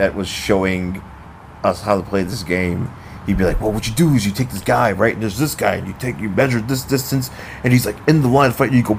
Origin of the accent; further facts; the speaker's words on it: Buffalo, New York, United States; From my hometown of Buffalo